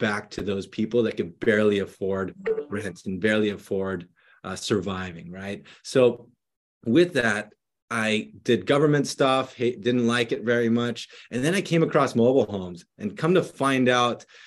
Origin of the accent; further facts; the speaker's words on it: Philippines; now in San Jose, United States; I grew up in the Philippines when I was younger and then moved over here to San Jose, California